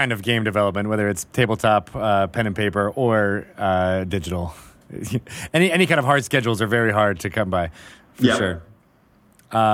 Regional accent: Canada; But as a Canadian, you'd be like, oh, no, I would never say.

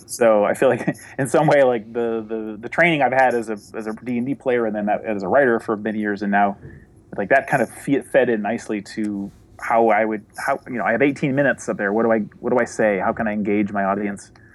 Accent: New Hampshire, United States; the town I grew up in in New Hampshire

